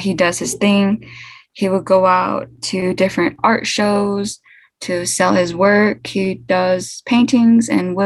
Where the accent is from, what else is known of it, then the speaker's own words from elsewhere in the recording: Albuquerque, New Mexico, United States; also born or lived in Newcomb, New Mexico / Jemez Pueblo, New Mexico; I was born in Albuquerque, New Mexico, but kind of raised back and forth between Albuquerque, Newcomb, New Mexico, and Jemez Pueblo.